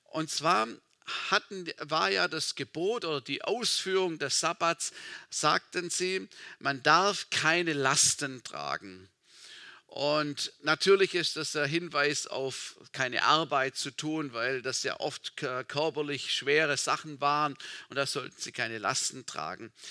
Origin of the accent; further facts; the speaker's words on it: Baden-Württemberg, Germany; Meine, meine Tante, also wo ich aufgewachsen bin, im Schwarzwald, im kleinen Dorf, meine Tante, sie hatte eine kleine Landwirtschaft.